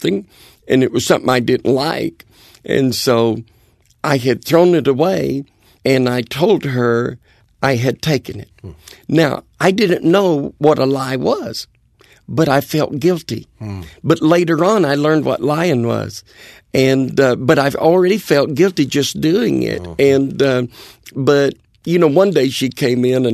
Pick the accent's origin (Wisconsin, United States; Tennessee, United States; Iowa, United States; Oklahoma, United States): Tennessee, United States; Bristol; I was brought up in Bristol, Tennessee, over in East Tennessee